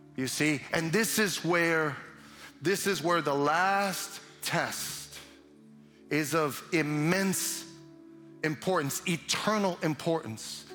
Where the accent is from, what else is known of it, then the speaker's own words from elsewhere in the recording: New York City, New York, United States; now in Chicago, United States; I'm from Brooklyn